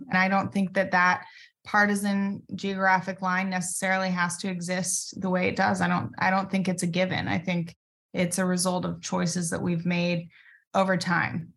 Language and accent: English; Medford, Oregon, United States; my hometown, Medford, Oregon.